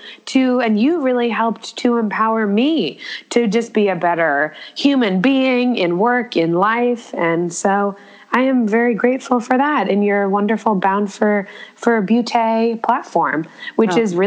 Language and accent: English; Connecticut, United States; moved away as an adult; also born or lived in Ohio; now in New York City, United States; I am originally from Connecticut, which is, for all my Australia friends listening, it is a state that is, it is about 2 hours north of Manhattan. And that's where I grew up